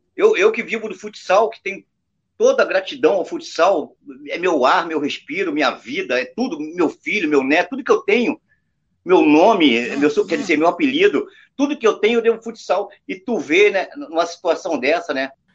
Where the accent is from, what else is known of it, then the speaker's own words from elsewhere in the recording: Brazil; Nós brasileiros